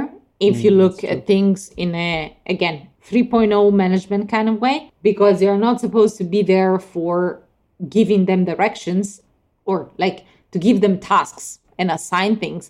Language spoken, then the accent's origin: English; Italy; moved away; I haven't been in Italy for almost 2 years now. I mean, I was there last summer, so, but still, it's 1 year actually. Yeah, my hometown is on the seaside